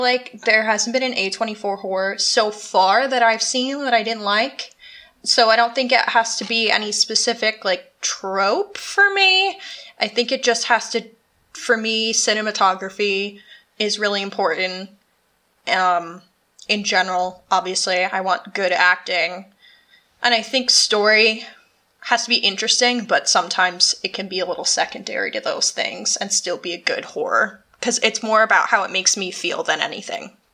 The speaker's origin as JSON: {"language": "English", "country": "United States", "tie": "born or raised there", "moved": "yes", "said": "the town I grew up in is supposedly extremely haunted"}